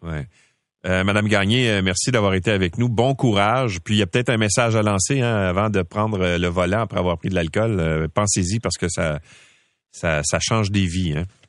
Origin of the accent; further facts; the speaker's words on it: Quebec, Canada; chez nous au Québec